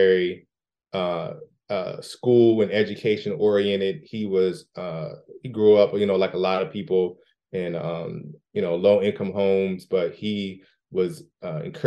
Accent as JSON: {"language": "English", "area": "the Washington, D.C. area", "region": "Maryland", "country": "United States", "tie": "born or raised there", "said": "I'm from Maryland, the Washington, D.C. area. Lived there my entire life"}